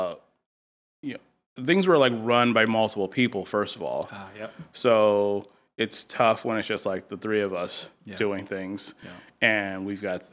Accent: Chicago, Illinois, United States; moved away; I'm actually from Chicago

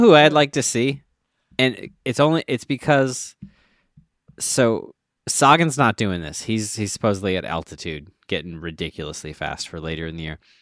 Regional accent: Minnesota, United States; I was from Minnesota

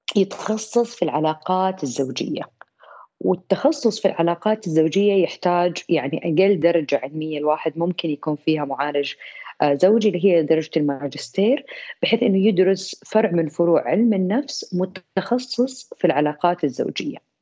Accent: Saudi Arabia; عندنا في السعوديه

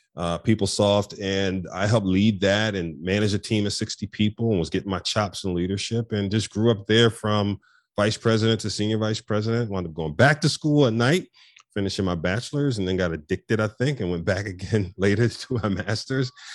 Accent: Philadelphia, Pennsylvania, United States; born and raised in North Philadelphia

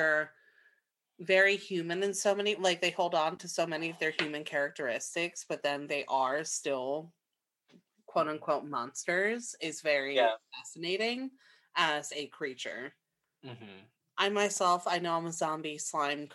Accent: New York City, New York, United States; As a young person growing up in like New York City

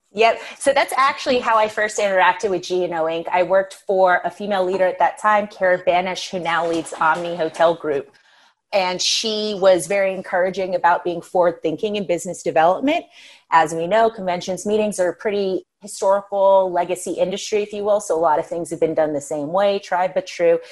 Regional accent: New Orleans, Louisiana, United States; now in Denver, United States; born and raised in New Orleans. My family's actually all from the UK

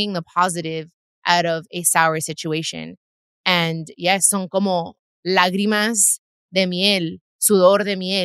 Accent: Long Beach, California, United States; I was born in Long Beach. I'm from L.A., but I'm also 100% Mexicana. I wasn't born in Mexico

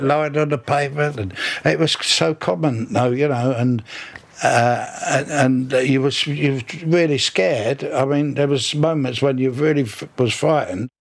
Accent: London, United Kingdom; born in Battersea uh, in 1932

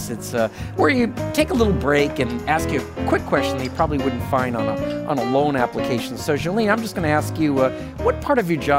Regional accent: New Orleans, Louisiana, United States; Yeah, New Orleans is home.

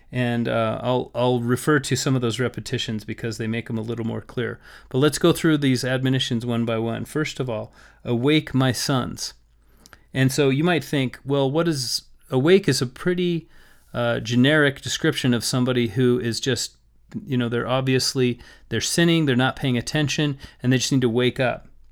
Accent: Las Vegas, Nevada, United States; when I grew up in Las Vegas, we had pomegranate trees in our backyard

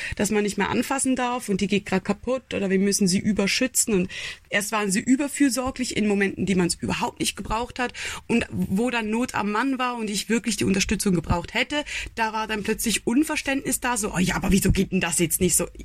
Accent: Switzerland; ich bin eine Schweizerin, ich bin 28 Jahre alt

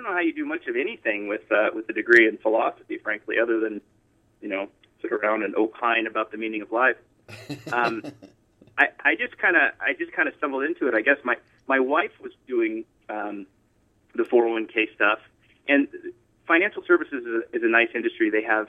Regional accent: Colorado, United States; moved away as an adult; also born or lived in Pensacola, Florida; so I was born in Pensacola, Florida, and kind of moved around the South a little bit, and then we kind of landed in Colorado. So I spent most of my years from, I guess, from 7 on.

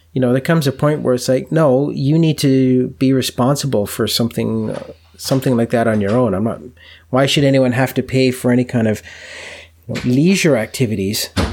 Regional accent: Canada; being a Canadian

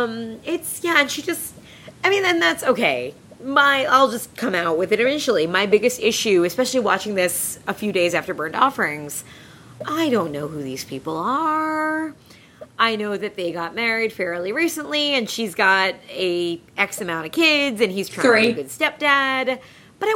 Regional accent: Long Island, New York, United States; I'm from Long Island.

